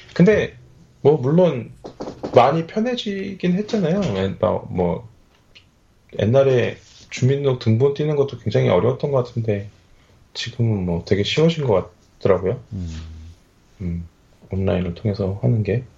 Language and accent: Korean; South Korea; moved away as an adult; now in Australia; 제가 한국에 있을 때는 어렸을 때부터 살았기 때문에